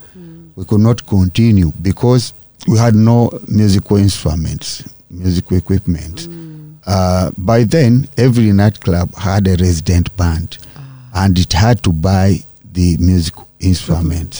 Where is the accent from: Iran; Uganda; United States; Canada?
Uganda; here in our country